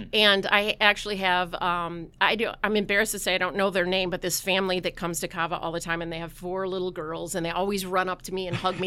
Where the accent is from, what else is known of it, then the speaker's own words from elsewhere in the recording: Southern Missouri, United States; I grew up in Missouri and Southern Missouri